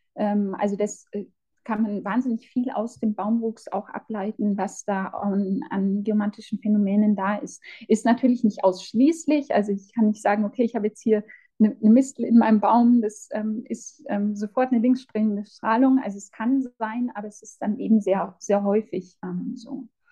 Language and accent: German; Amberg, Bavaria, Germany; moved away as an adult; also born or lived in Regensburg / Gotland, Sweden / Munich; ich bin in Amberg geboren, in der Oberpfalz, bin nach einigen Jahren, die ich für Studium und Arbeit in Regensburg, in Schweden, auf der Insel Gottland und ähm, in München verbracht habe, jetzt quasi wieder ähm, hierher zurückgekommen